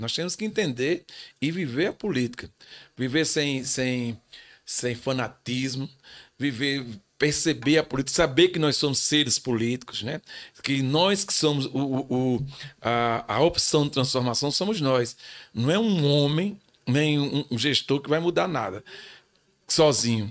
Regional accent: Paraíba, Brazil; eu sou um paraibano que toca axé

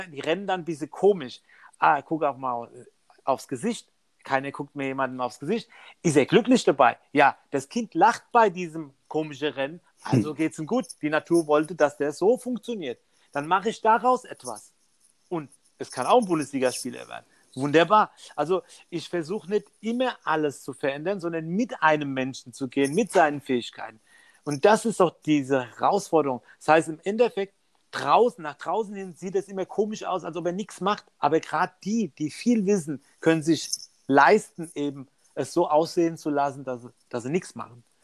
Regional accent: Mainz, Rhineland-Palatinate, Germany; jetzt bin ich in Deutschland groß geworden mit. Äh, wir gehen ja jetzt 30 Jahre zurück.

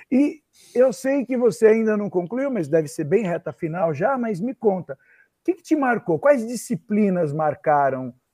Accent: Santo André, São Paulo, Brazil; eu sou de Santo foi, André mesmo.

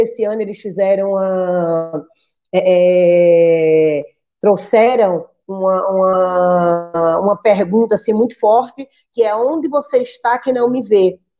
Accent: Recife, Pernambuco, Brazil; now in Rio Grande, Brazil; sou nordestina, natural do Recife

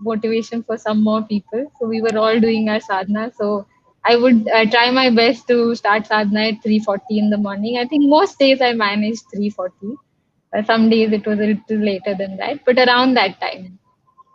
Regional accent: Lucknow, Uttar Pradesh, India; also born or lived in London / New Delhi / Chennai; I am from Lucknow, and before I became a Hatha Yoga teacher, I used to work as a fashion designer.

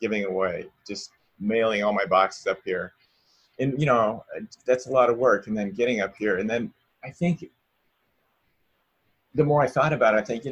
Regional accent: Salem, United States; moved away as an adult; also born or lived in Reno; now in Los Angeles, United States; I moved away from Salem, where I'm from, to Reno for 4 years, and then I moved to LA for 7.

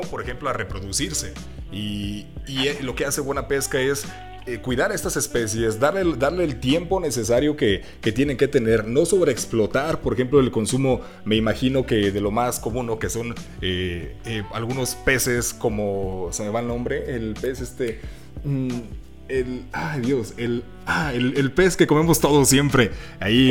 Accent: Aguascalientes, Mexico; nosotros somos de Aguascalientes

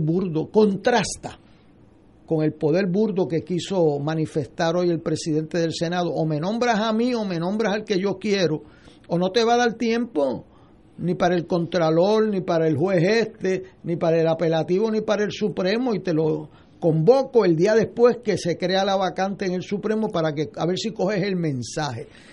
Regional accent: Puerto Rico; como puertorriqueño

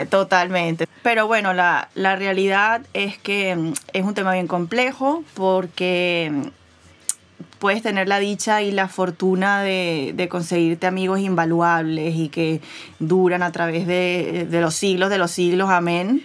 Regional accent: Venezuela; moved away; yo crecí en Venezuela

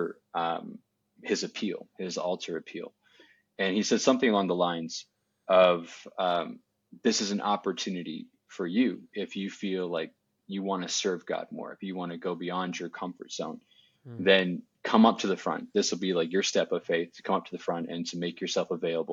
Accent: Southwestern Ontario, Canada; moved away as an adult; I was born and raised in Southwestern Ontario, Canada

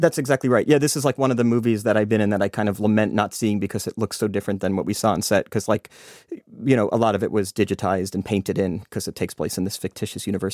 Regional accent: United States; I'm American

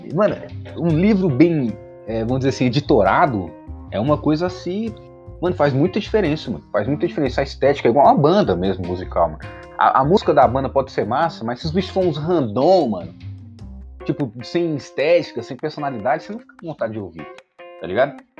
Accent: Brazil; me entender como brasileiro

